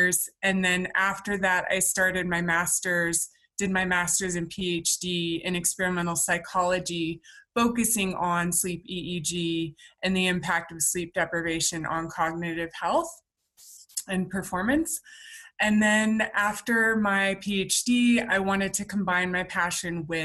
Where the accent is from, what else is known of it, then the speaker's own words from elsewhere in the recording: Spokane, Washington, United States; my hometown in Spokane, Washington